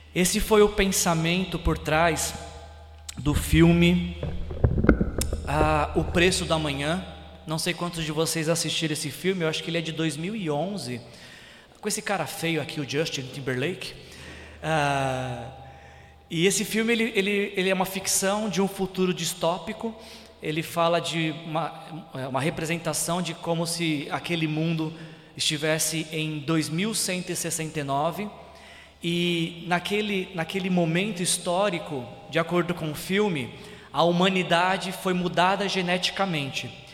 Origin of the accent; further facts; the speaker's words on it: São Paulo, Brazil; moved away as an adult; Quando eu morava em São Paulo, é, eu sou nascido e criado em São Paulo